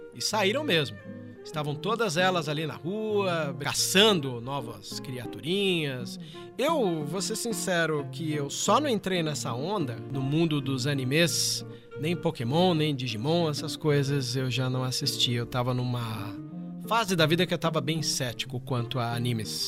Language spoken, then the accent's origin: Portuguese; São Bernardo do Campo, São Paulo, Brazil; moved away as an adult; also born or lived in Santos; now in Cascavel, Brazil; sou de São Bernardo, depois eu me mudei para Santos